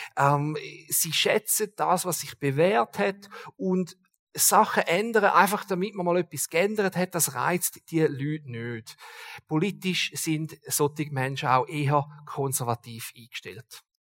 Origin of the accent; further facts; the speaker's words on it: Switzerland; als Schweizer